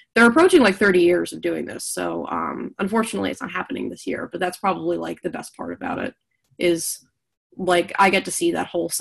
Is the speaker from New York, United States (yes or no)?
yes; New York, United States; now in Pittsburgh, United States; I'm originally from New York